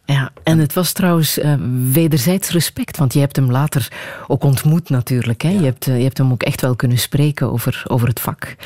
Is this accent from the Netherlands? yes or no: no; Flanders, Belgium; wij het horen als Vlamingen